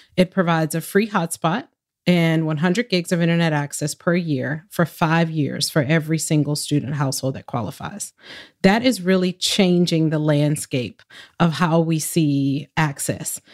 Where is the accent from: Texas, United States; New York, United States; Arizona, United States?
Arizona, United States; Phoenix; I grew up in Phoenix